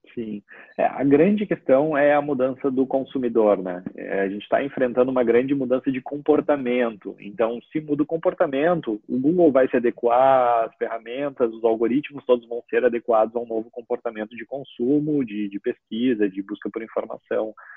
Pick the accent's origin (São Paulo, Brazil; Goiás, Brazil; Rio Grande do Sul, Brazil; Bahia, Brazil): Rio Grande do Sul, Brazil; Porto Alegre; moved away as an adult; also born or lived in Santa Maria, Rio Grande do Sul; now in Garopaba, Brazil; eu só nasci lá, eu morei a vida toda praticamente em Porto Alegre, né, na capital uhum. do estado